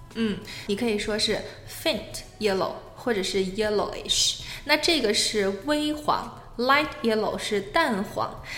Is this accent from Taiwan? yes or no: no; China; 我们作为中国人嘛，我们都属于黄种人